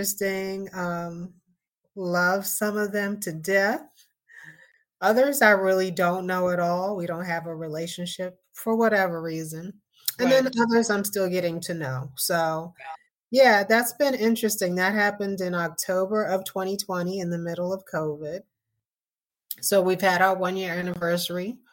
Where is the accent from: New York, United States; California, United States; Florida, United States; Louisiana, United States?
New York, United States; Hempstead; moved away; I was definitely a New Yorker. I was 18, 19 years old. And I was from Hempstead, New York. I was from Long Island